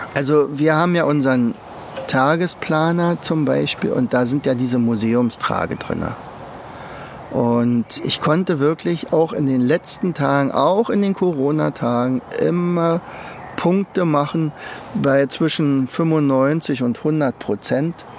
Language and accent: German; Germany; ich komme ja aus der DDR